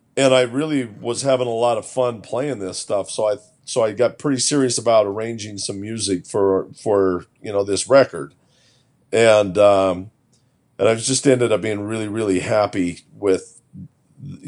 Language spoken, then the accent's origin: English; Utah, United States; I grew up in Utah